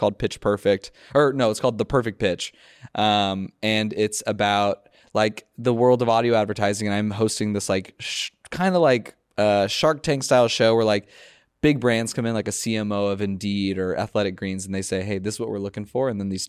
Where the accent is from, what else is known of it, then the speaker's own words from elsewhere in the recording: Los Angeles, California, United States; No, I grew up in the Valley, Los Angeles.